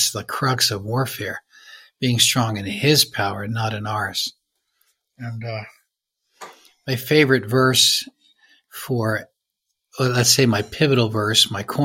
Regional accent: United States; I'm from the States.

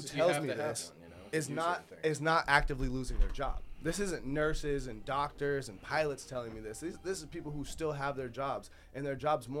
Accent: Oakridge, Oregon, United States; also born or lived in California; I'm just a regular God-fearing, dang, country-loving Oregon local. I was born out there in California. I'm 26 years old. Dang, light-skinned brother.

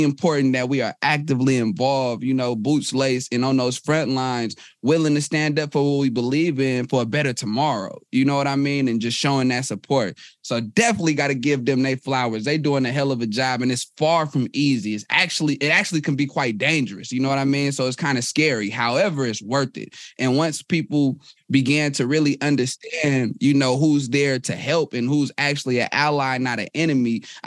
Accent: Oakland, California, United States; I'm from Oakland, California.

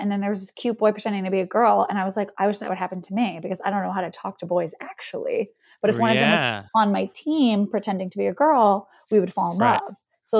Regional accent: the South, United States; I am from the South.

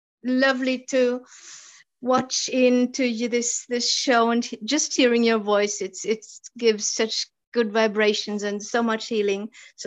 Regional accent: Oslo, Norway; also born or lived in Hamar; I'm from Norway, Oslo, Norway.

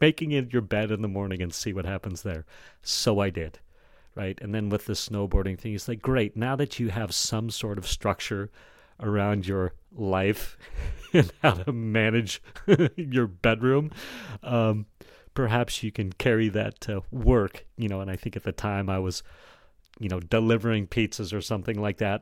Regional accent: Jackson, United States; growing up in Jackson and being, uh, into snow sports

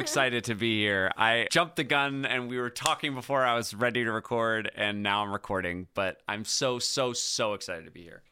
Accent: Ithaca, New York, United States; moved away as an adult; also born or lived in California; when I first got to Ithaca, my hometown

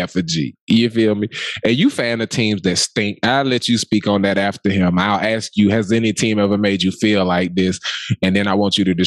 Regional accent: Decatur, Georgia, United States; I'm from Decatur, which is Atlanta adjacent

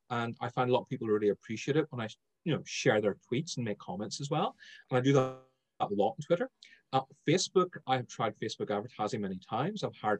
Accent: Ireland; But Clubhouse has enabled me to slow my speech down, because bear in mind, I'm Irish. Irish people speak super fast.

